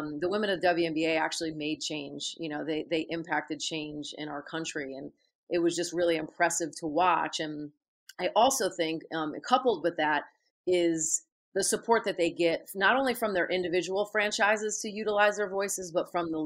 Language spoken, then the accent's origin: English; Connecticut, United States; I grew up in Connecticut